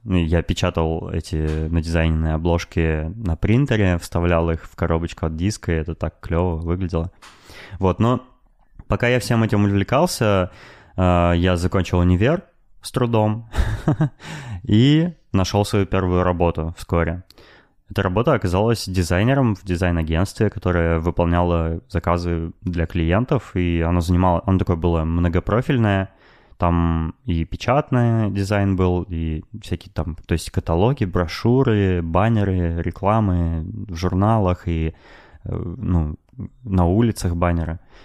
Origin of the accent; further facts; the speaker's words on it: Novosibirsk, Novosibirsk Oblast, Russia; я родился в Новосибирске